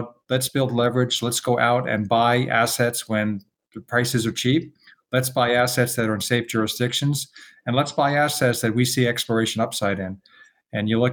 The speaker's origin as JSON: {"language": "English", "town": "New York City", "region": "New York", "country": "United States", "tie": "born or raised there", "said": "I was born and raised in New York City in Queens."}